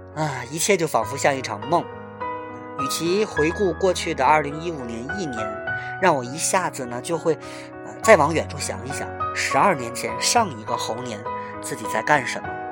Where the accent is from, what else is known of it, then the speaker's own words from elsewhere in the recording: Tianjin, China; 我是从小就生在这里，长在这里